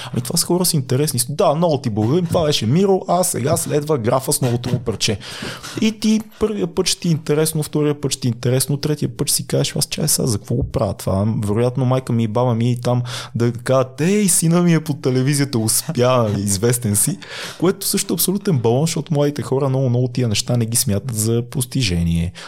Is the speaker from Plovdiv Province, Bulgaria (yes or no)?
no; Sofia, Sofia City, Bulgaria; съм от квартал Надежда, съм израснал в София